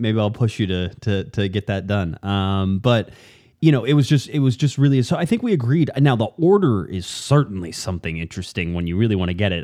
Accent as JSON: {"language": "English", "region": "Southern California", "country": "United States", "tie": "born or raised there", "said": "growing up in Southern California, where I did, close to the, close to the coast, we don't get thunderstorms."}